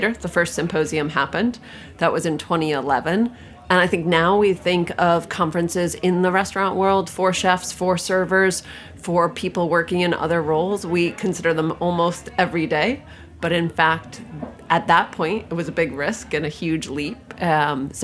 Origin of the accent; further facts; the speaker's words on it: Albany, New York, United States; moved away as an adult; now in Copenhagen, Denmark; I grew up in Albany, New York, where there were not pastrami tacos.